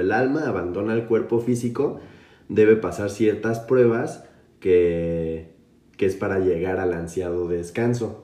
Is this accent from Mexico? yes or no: yes; Mexico; Como mexicano te hace sentir que tu cultura tiene tantas eh, vertientes